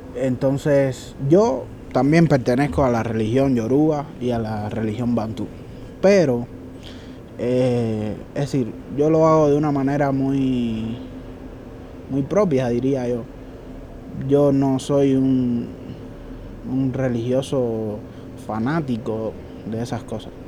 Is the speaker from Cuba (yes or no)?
yes; Cuba; also born or lived in Mexico; now in Ecuador; Mi esposa es cubana, igual que yo.